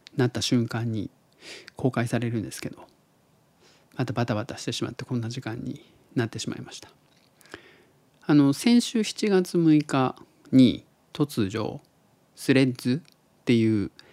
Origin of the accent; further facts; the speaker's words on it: Tottori, Japan; 僕が鳥取生まれギターポップ育ちの刑事です